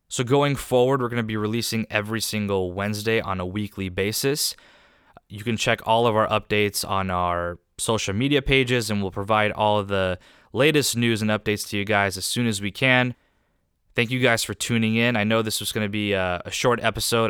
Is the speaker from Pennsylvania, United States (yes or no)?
no; Southern California, United States; I was raised here in Southern California, where I continue to live